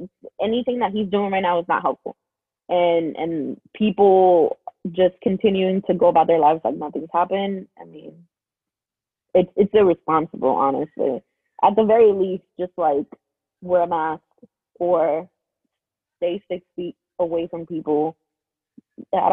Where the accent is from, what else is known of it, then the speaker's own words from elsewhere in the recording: United States; My parents are from Honduras, but I'm American.